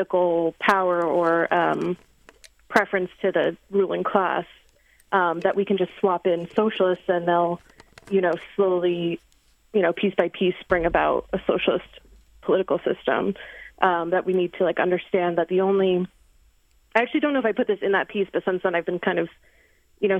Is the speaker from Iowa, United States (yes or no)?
no; Jersey Shore, New Jersey, United States; moved away; I'm originally from the Jersey Shore